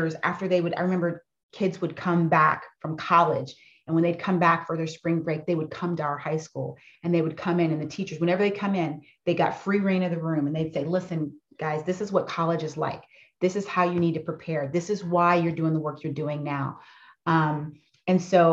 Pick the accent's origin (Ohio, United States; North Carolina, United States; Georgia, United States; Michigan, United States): North Carolina, United States; Fayetteville; my childhood growing up in Fayetteville, North Carolina was pretty amazing